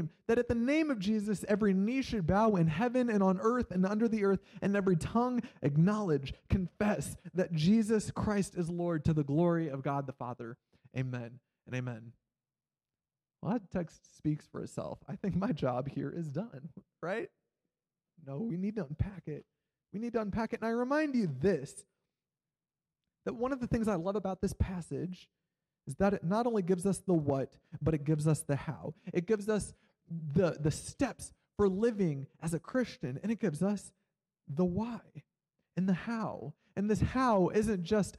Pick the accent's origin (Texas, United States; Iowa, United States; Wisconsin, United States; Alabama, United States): Iowa, United States; moved away as an adult; also born or lived in Kansas; I grew up in Iowa, and then I went to college in Kansas